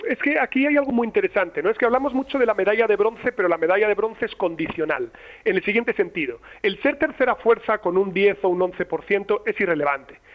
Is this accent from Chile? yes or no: no; La Rioja, Spain; en La Rioja, de donde soy yo